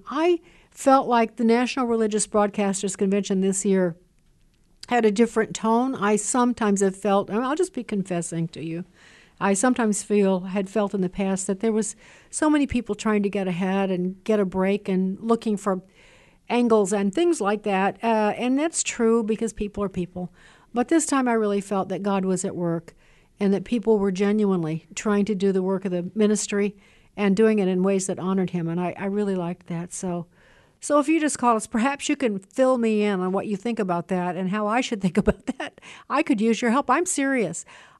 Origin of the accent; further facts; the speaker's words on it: Illinois, United States; I said, "You're crazy, Jim. I can't. I'm from Southern Illinois. I sound funny.